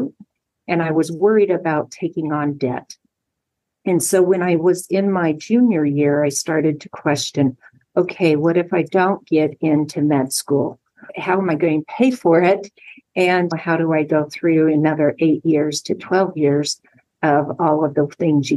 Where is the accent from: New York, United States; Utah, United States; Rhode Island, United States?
Utah, United States; moved away as an adult; also born or lived in Los Angeles, California; I grew up in Utah